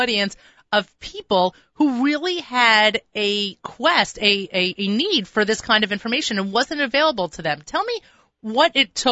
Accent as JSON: {"language": "English", "region": "New York", "country": "United States", "said": "one of the things I like to do as a New Yorker is to be a tourist in New York"}